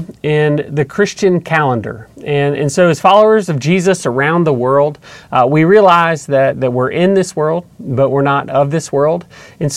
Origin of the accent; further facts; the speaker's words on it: Atlanta, Georgia, United States; we grew up in just outside of Atlanta in a suburb